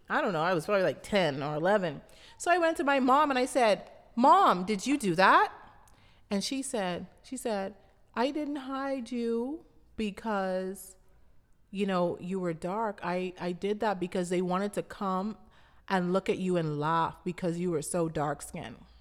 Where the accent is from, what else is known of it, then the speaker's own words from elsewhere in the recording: Abaco, Bahamas; I grew up in Abaco, Bahamas, which is the third largest island of the Bahamas.